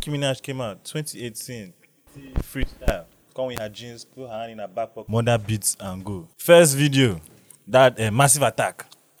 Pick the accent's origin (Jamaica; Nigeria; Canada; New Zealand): Nigeria; I'm from Nigeria.